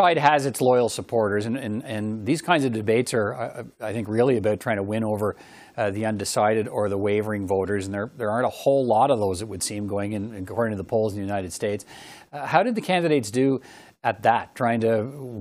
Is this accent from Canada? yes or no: yes; Canada; as a Canadian